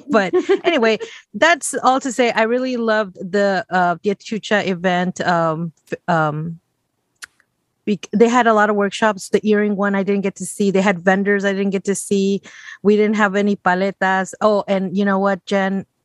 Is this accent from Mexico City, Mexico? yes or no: no; Puebla, Mexico; a semita, yes, and that's from my hometown in Puebla.